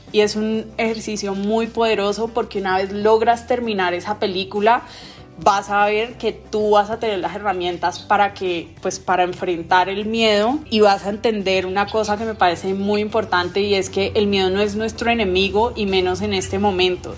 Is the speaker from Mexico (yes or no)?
no; Colombia; como buena colombiana que, que vivimos en el país